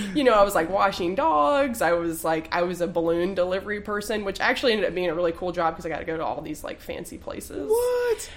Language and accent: English; Durham, North Carolina, United States; moved away as an adult; now in Greensboro, United States; I'm like a at least like a fourth generation Durhamite. My great grandfather started a plumbing business there that my dad still runs, so all my family is